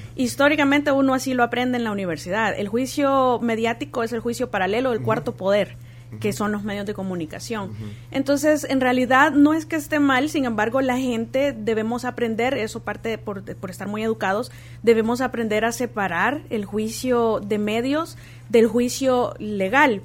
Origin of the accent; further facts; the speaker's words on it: El Salvador; nosotros como salvadoreños